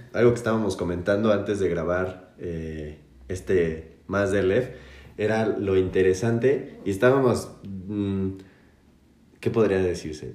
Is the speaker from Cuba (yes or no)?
no; Mexico; Como mexicano te hace sentir que tu cultura tiene tantas eh, vertientes